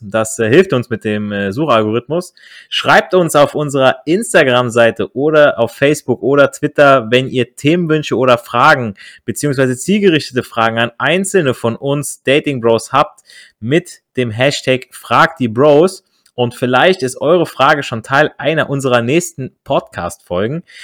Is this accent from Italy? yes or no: yes; Italy; als Italiener